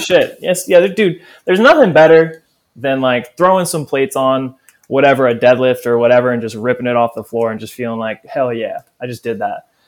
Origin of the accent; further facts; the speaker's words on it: New Orleans, Louisiana, United States; growing up in New Orleans, it's big part of the culture.